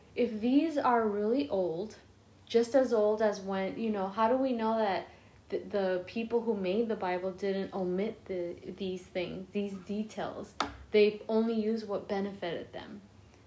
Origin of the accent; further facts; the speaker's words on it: Los Angeles, California, United States; I was born in East LA, raised in South Central, so I'm hood